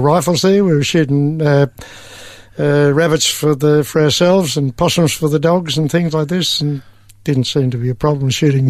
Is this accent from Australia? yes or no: yes; Kew, Victoria, Australia; I was born in East Melbourne in a hospital.